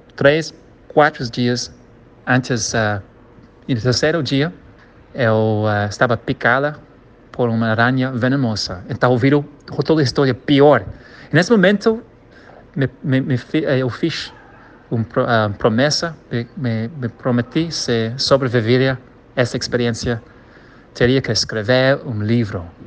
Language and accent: Portuguese; Kenya; Portuguese is a second language; also born or lived in Rio de Janeiro, Brazil; now in Brazil; se chama Quênia, onde eu nasci